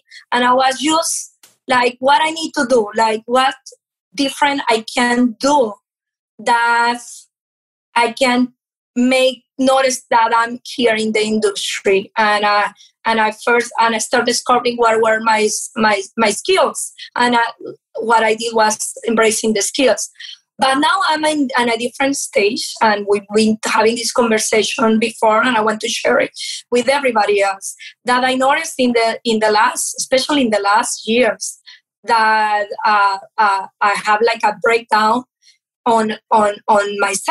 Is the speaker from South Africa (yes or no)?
no; Venezuela; first language Portuguese; English is a second language; moved away; also born or lived in Portugal; I came from Venezuela. My parents are from Portugal. And I moved to Venezuela without speaking Spanish. I was speaking Portuguese.